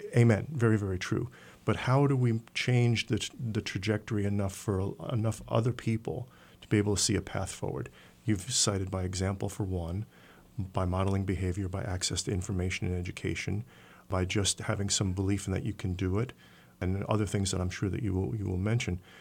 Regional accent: New York City, New York, United States; I grew up in New York City at a time of urban renewal

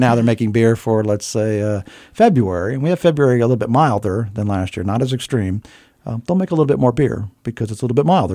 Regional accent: Hawaii, United States; now in Bethlehem, United States; I grew up in Hawaii as a kid

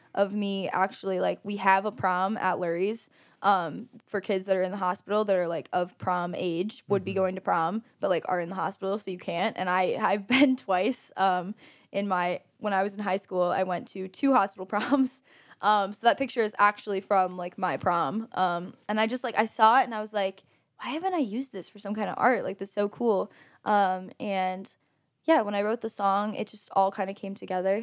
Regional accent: Aurora, Illinois, United States; now in Geneva, United States; Aurora, Illinois

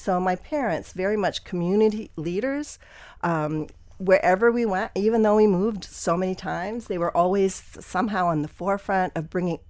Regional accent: Wisconsin, United States; also born or lived in Pennsylvania; I was born in Pennsylvania. My dad was a physician who moved around a lot. So we moved to like seven different places before we settled in Wisconsin.

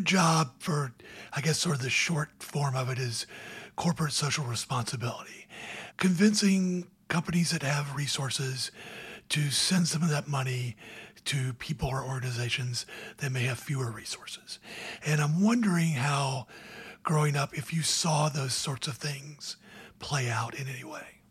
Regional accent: Georgia, United States; I'm from Georgia

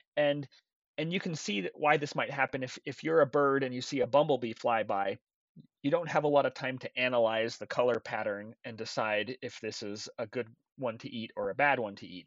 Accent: Intermountain West, United States; I grew up in the Intermountain West

